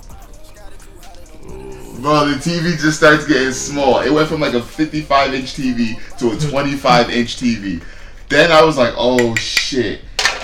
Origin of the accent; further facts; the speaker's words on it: Port Chester, New York, United States; I'm from Portchester.